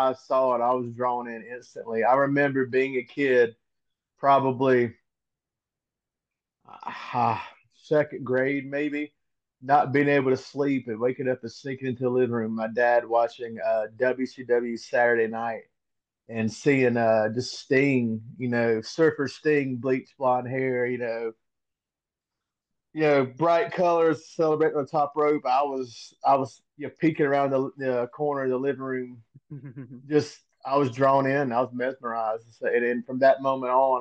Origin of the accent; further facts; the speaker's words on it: Greer, South Carolina, United States; I'm from the big city of Greer, South Carolina